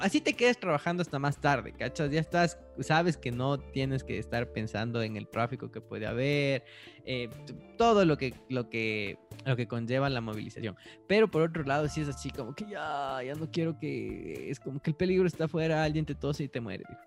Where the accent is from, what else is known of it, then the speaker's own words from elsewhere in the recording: Latacunga, Cotopaxi, Ecuador; moved away; Yo voto en la Tacunga